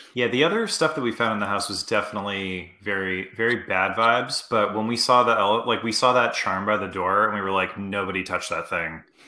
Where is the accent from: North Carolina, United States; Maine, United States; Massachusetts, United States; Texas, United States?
Maine, United States; moved away; me and Greg grew up together. Uh, Greg, we're both from Maine originally